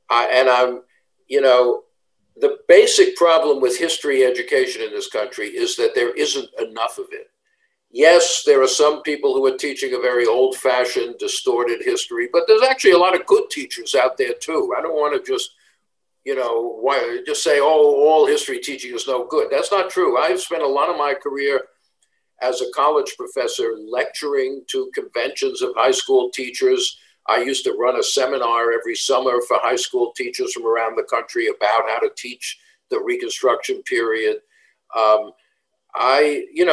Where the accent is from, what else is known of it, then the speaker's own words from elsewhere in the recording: Long Island, New York, United States; I grew up in Long Island, suburbs of New York City.